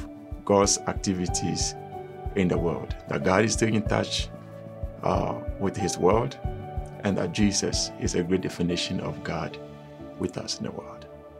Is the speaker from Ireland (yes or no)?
no; Ghana; I'm from Ghana, West Africa.